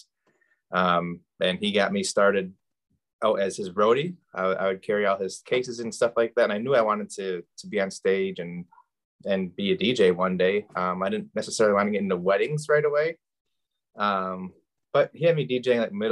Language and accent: English; Saginaw, Michigan, United States; born and raised in Saginaw